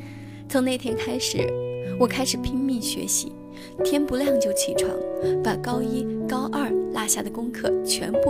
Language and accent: Chinese; Chenzhou, Hunan, China; 我的家乡在湖南郴州，那是一个小的不起眼的城市。生活了十几年，周围的同学和熟人都是一样的，亲戚朋友也是一样的